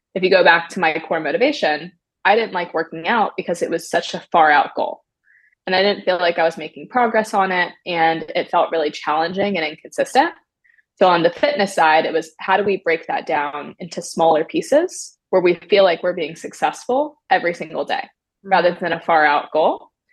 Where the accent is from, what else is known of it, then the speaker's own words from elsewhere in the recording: Maryland, United States; moved away as an adult; now in California, United States; I'm originally from Maryland. I grew up in a small town